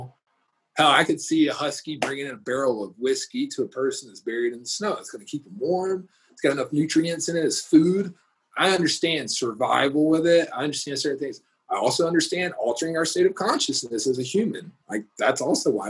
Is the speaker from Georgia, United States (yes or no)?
yes; Georgia, United States; now in Denver, United States; I'm from Georgia. My family grew up in the Bible Belt